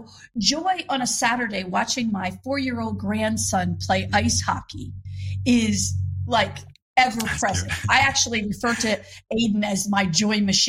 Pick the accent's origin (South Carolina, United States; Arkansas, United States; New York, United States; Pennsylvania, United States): Pennsylvania, United States; Philadelphia; moved away; I'm originally from Philadelphia.